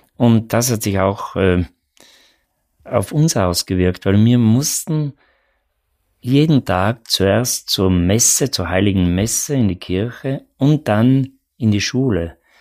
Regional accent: South Tyrol, Trentino-Alto Adige, Italy; born or raised there

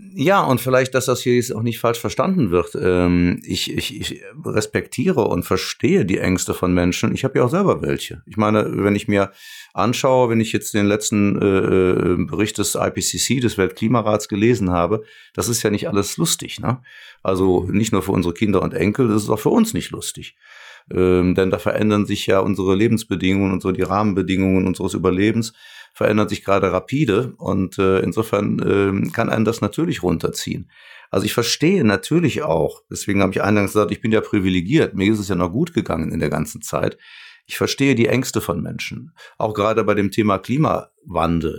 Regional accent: Cologne, North Rhine-Westphalia, Germany; ich komme ja aus Köln

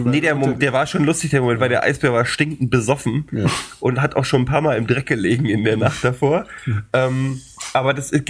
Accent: Berlin, Germany; bin Berliner. Wir feiern.

